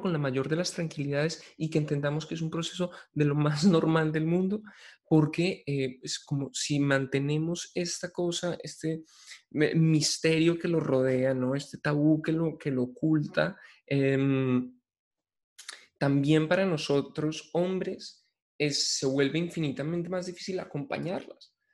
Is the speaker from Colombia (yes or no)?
yes; Colombia; como hombres colombianos